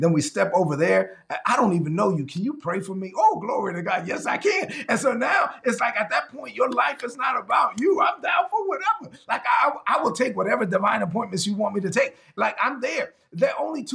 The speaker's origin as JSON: {"language": "English", "town": "New York City", "region": "New York", "country": "United States", "said": "I'm from Brooklyn, man."}